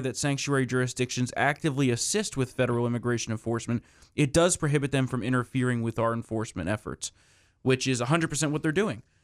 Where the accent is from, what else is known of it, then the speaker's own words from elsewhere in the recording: New Jersey, United States; the state of New Jersey, my home state